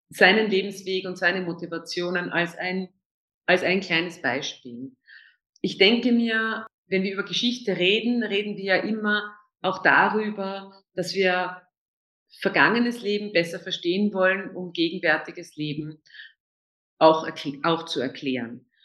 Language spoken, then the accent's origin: German; Vienna, Austria; Also ähm, als Österreicherin, besonders als Wienerin, ist man äh, tatsächlich mit sehr vielen, sehr positiven Vorurteilen konfrontiert